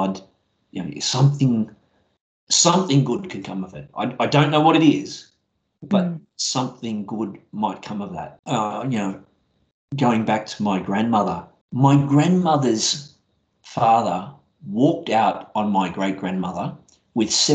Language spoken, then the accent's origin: English; Brisbane, Queensland, Australia; I grew up in Brisbane